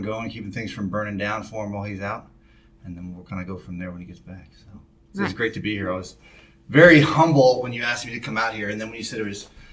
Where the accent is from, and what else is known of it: Spokane, Washington, United States; born or raised there